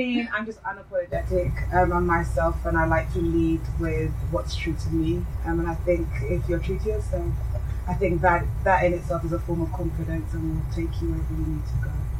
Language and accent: English; London, United Kingdom; also born or lived in United States; I'm from London. I went to law school first, that's my undergraduate degree. Then I moved to the States